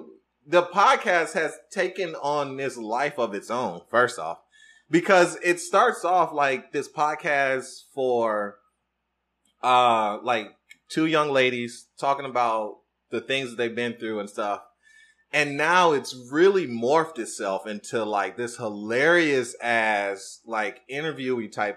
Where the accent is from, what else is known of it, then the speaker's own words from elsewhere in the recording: Detroit, Michigan, United States; I'm from Detroit, Michigan